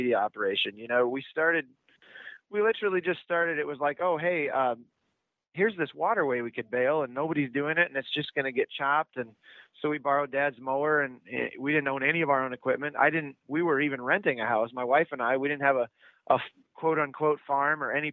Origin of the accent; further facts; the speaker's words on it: Iowa, United States; I went to the University of Iowa